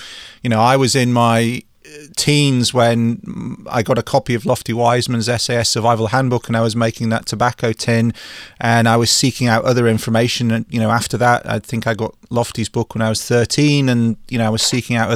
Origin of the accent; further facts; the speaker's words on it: England, United Kingdom; I'm English